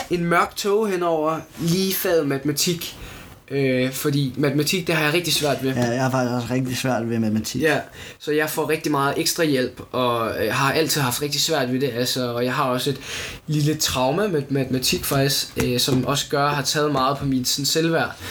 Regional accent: United States; Altså, som amerikaner, så forstår jeg ikke, hvordan Elon Musk, han tænker, den her Cybertruck

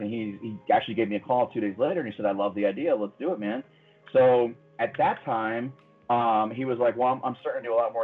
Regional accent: Battle Creek, Michigan, United States; moved away as an adult; also born or lived in Kalamazoo, Michigan; now in Indianapolis, United States; I try to find a career in my hometown. Well, there's not really a lot of design opportunities, you know, in Battle Creek

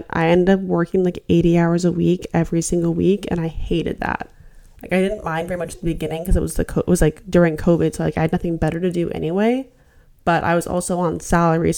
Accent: Alaska, United States; moved away as an adult; I'm actually from Alaska. I grew up here. I was here for 18 years of my life.

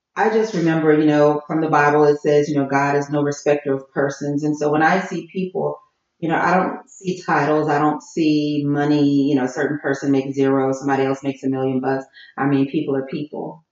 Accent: Jefferson, Louisiana, United States; moved away as an adult; also born or lived in New Orleans; now in Houston, United States; I'm from Jefferson, which is like about a mile from New Orleans

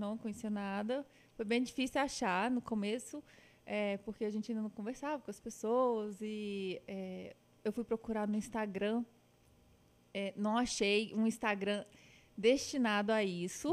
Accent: Patos de Minas, Minas Gerais, Brazil; also born or lived in Uberlândia; Eu sou nascida em Uberlândia, mas mudei de lá muito novinha. E meus pais moram hoje em Patos de Minas. Eu morei uns 10 anos

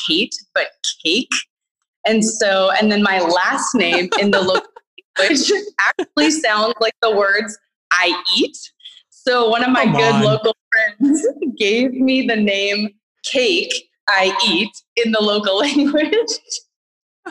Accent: Winnipeg, Manitoba, Canada; moved away as an adult; also born or lived in Asia; I grew up and lived in Winnipeg up until about 5 years ago when I moved to Asia

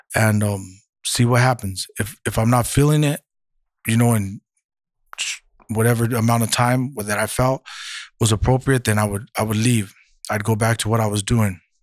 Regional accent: Santa Maria, California, United States; moved away as an adult; now in Santa Barbara, United States; I'm originally from Santa Maria

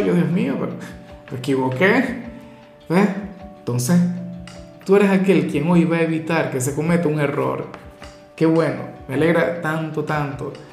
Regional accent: Venezuela; mi país, Venezuela

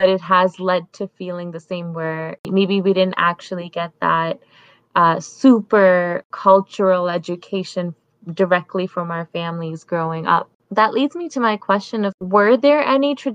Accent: Canada; also born or lived in Pakistan; now in Toronto, Canada; I moved to Canada when I was about 10 years old, and we moved to a pretty small town, and that is where I've majorly grown up

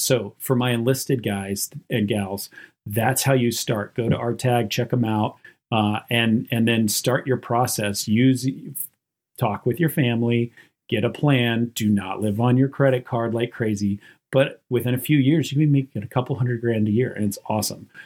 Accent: Western North Carolina, United States; I grew up on a map dot in Western North Carolina out in the mountains and in a super duper poor area

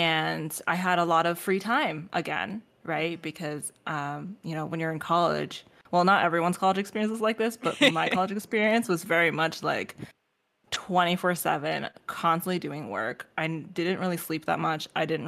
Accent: Canada; So I didn't say this before, but I'm Asian American. I'm Canadian Chinese technically.

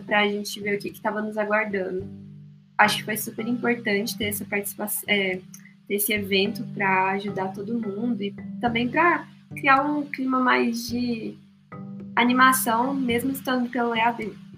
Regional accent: Goiânia, Goiás, Brazil; moved away as an adult; now in Curitiba, Brazil; eu sou de Goiânia

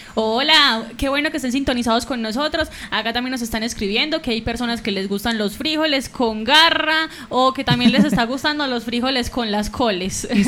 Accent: Aguadas, Caldas, Colombia; los aguadeños

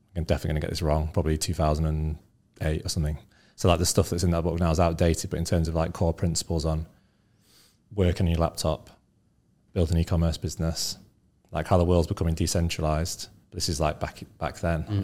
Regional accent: Scunthorpe, Yorkshire and the Humber, United Kingdom; also born or lived in North Leeds; I grew up in uh, a town called Scunthorpe, which is about an hour from Leeds

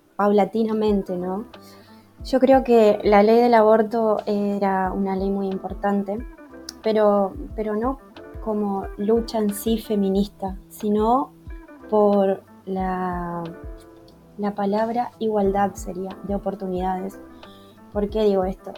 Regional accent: Entre Ríos, Argentina; soy de Argentina, eh, provincia de Entre Ríos

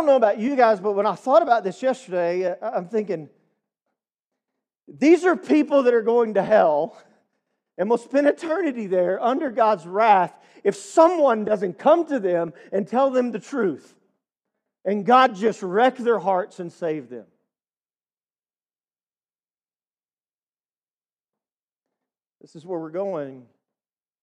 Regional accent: East Texas, United States; We're from Deep East Texas. I don't know if you could tell by the accent. It's very slight. But I'm just a redneck from East Texas. And we grew up in not the Bible Belt

